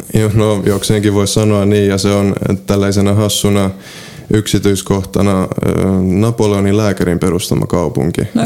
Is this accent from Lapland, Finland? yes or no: no; Seinäjoki, South Ostrobothnia, Finland; first language Polish; moved away as an adult; now in Gdańsk, Poland; itse olen syntynyt Seinäjoella, Pohjois, no ei nyt ihan Pohjois-Pohjanmaalla, mutta Etelä-Pohjanmaalla. Kävin Suomessa koulun